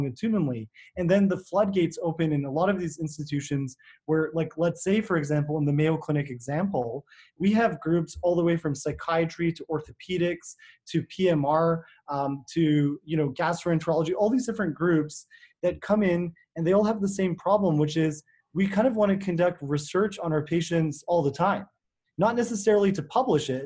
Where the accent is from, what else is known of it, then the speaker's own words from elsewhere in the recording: Canada; as Canadian physicians